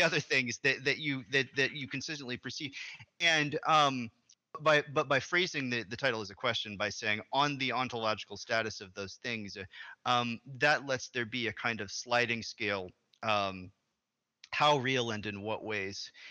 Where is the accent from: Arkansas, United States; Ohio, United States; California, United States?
Arkansas, United States; moved away; I'm from originally from Arkansas, which is a southern state